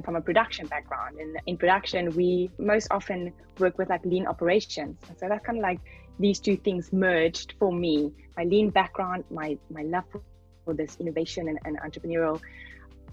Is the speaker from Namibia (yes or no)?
yes; Namibia; I come from Namibia